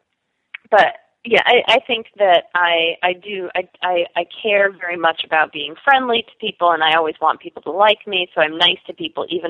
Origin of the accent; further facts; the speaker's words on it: New York City, New York, United States; also born or lived in Oberlin, Ohio / Madison, Wisconsin; now in Brooklyn, United States; I grew up on the Upper West Side in Manhattan